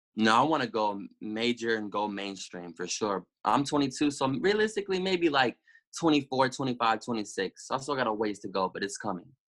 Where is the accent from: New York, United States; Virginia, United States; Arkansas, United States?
Arkansas, United States; Little Rock; also born or lived in Denton, Texas; I was born in Denton, but when I was six months old, I moved to Little Rock